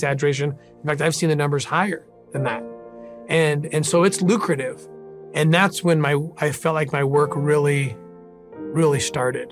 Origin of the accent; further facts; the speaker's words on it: La Cañada Flintridge, California, United States; also born or lived in Glendale, California; So I was born in Glendale, California, raised in La Cañada